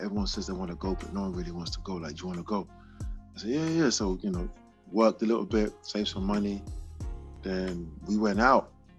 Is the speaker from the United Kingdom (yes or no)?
yes; London, United Kingdom; I'm a kid from South London, Ghanaian heritage.